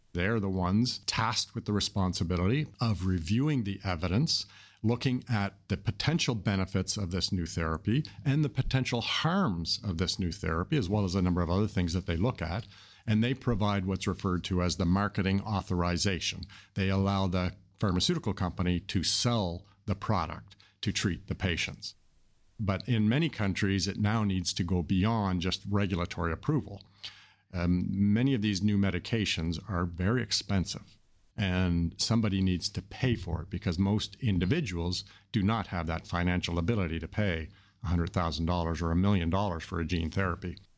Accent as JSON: {"language": "English", "country": "Canada", "said": "I'm from Canada"}